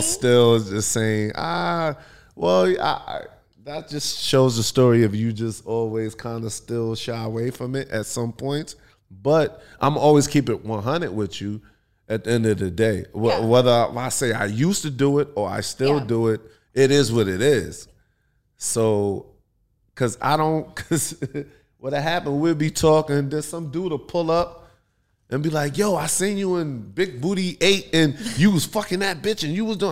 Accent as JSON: {"language": "English", "region": "New York", "country": "United States", "moved": "as an adult", "lives_now": "California, United States", "said": "I'm from New York, and I moved to California"}